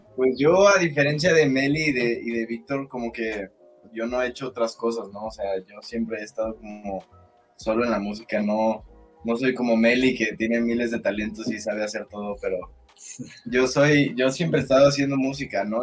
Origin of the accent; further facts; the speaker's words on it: Cuernavaca, Morelos, Mexico; moved away as an adult; now in Mexico City, Mexico; Después, cuando cumplí 18 años, me vine a vivir a la Ciudad de México. Yo soy de Cuernavaca.